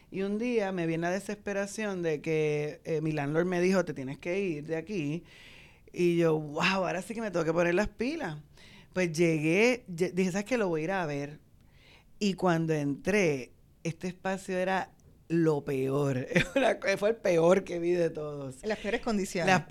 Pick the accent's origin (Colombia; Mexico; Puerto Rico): Puerto Rico; Santurce; y yo soy santurcina.